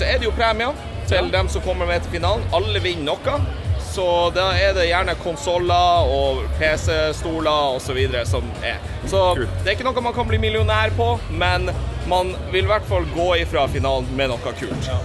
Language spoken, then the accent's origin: Norwegian; Tromsø, Troms, Norway